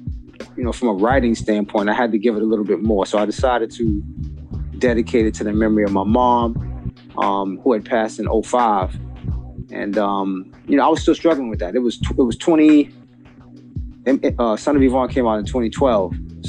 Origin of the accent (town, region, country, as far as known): New York City, New York, United States; now in New Jersey, United States